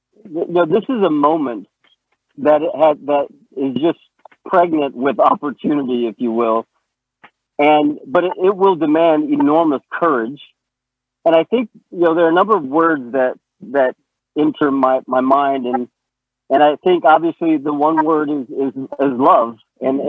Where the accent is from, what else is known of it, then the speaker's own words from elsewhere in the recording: Little Rock, Arkansas, United States; I grew up in Arkansas, and I was, my family, and I think maybe I've said this before at Forest Lake Church, but my family integrated an all-white suburb on the southwest side of Little Rock, Arkansas